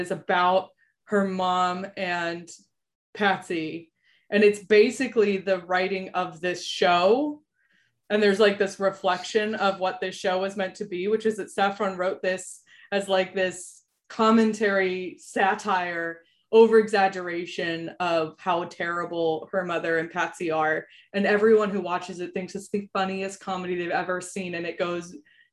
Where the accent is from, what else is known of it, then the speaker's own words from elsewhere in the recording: United States; as an American